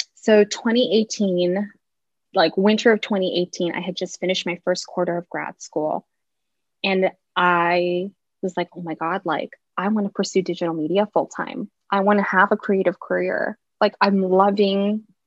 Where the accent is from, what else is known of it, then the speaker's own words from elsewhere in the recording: Seattle, Washington, United States; also born or lived in Orange County; I grew up in Seattle. We moved here when I was in time for kindergarten, so like five or six.